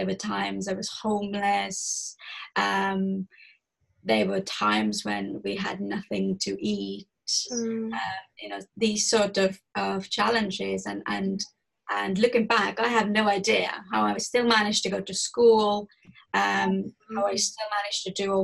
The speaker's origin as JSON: {"language": "English", "country": "Estonia", "tie": "born or raised there", "moved": "yes", "said": "I'm originally from Estonia. It is a very small country in Europe. And I was born to a very poor family."}